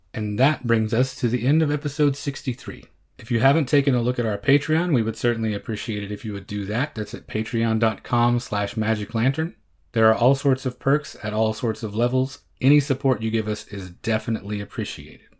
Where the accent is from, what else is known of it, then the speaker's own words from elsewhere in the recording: Oklahoma, United States; born and bred in Oklahoma